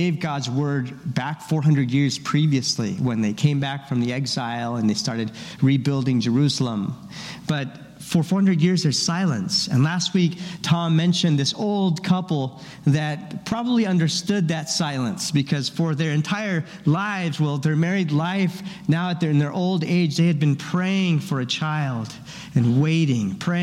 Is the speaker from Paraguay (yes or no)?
yes; Paraguay; moved away; I grew up in Paraguay